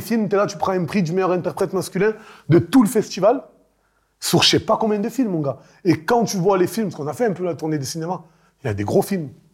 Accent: Marseille, Provence-Alpes-Côte d'Azur, France; born or raised there

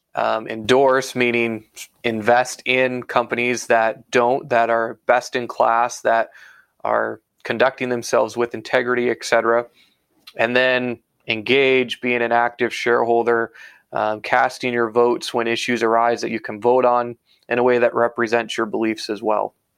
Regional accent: Iowa, United States; moved away as an adult; now in Canada; I was actually born and raised in Iowa in the U.S. Uh, moved to Canada in 2014

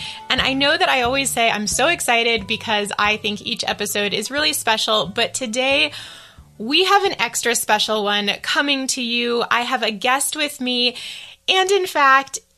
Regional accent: East Coast, United States; moved away as an adult; now in Taipei, Taiwan; I grew up on the East Coast

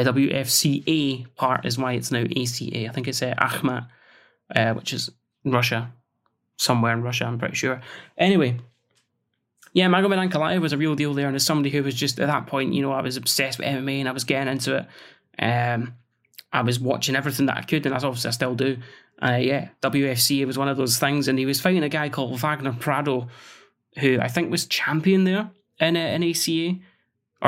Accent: Scotland, United Kingdom; as a Scotsman

